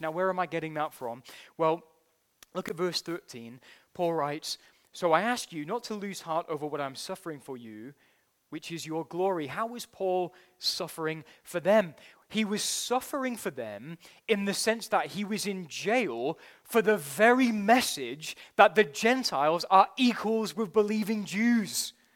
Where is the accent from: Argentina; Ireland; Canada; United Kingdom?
United Kingdom; as a Brit